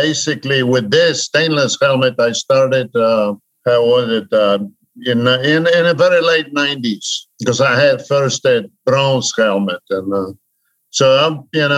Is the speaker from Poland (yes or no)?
yes; Poland; English is a second language; moved away as an adult; now in United States; I was born and raised in Poland behind the Iron Curtain